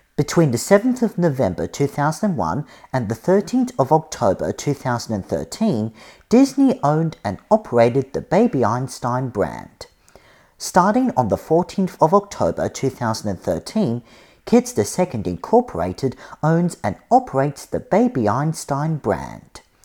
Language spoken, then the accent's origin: English; Australia; now in United States; I'm originally from Australia, but I'm studying on America.